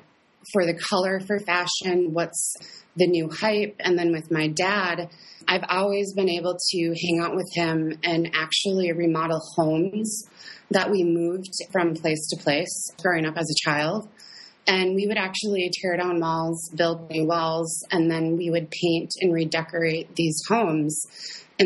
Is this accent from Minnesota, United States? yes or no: yes; Fergus Falls, Minnesota, United States; I am originally from Fergus Falls, Minnesota